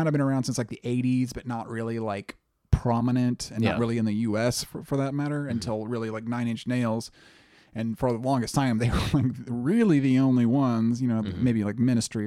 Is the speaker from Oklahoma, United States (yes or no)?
yes; near Tulsa, Oklahoma, United States; Coming back from Tulsa, we lived out in the country